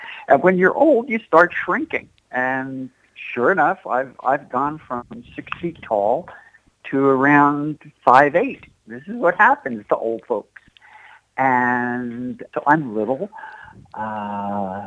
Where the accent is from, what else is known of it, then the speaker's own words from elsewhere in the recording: Asbury Park, New Jersey, United States; I'm from Asbury Park